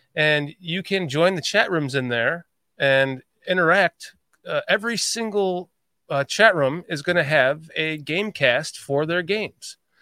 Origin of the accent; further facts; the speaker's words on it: Chicago, Illinois, United States; also born or lived in Atlanta area, Georgia; now in Atlanta, United States; I live in a very humid area in the Atlanta area. I'm, after growing up in Chicagoland